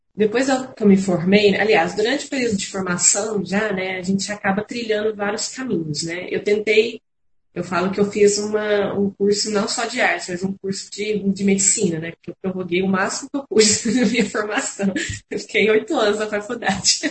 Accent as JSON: {"language": "Portuguese", "town": "Franca", "region": "São Paulo", "country": "Brazil", "tie": "born or raised there", "moved": "as an adult", "lives_now": "Uberlândia, Brazil", "said": "eu não sou de Uberlândia, sou natural de Franca, mas moro em Uberlândia já tem 13 anos, 14 anos"}